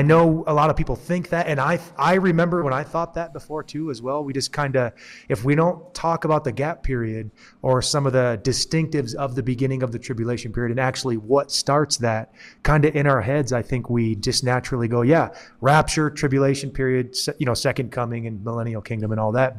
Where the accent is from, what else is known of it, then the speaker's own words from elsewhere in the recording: Michigan, United States; moved away as an adult; now in New Mexico, United States; since I moved to New Mexico, 'cause originally I'm from Michigan